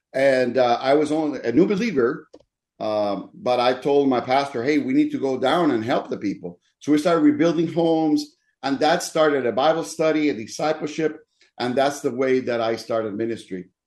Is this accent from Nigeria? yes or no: no; Dominican Republic; also born or lived in Denver / Minneapolis; now in Mesa, United States; I was born in the Dominican Republic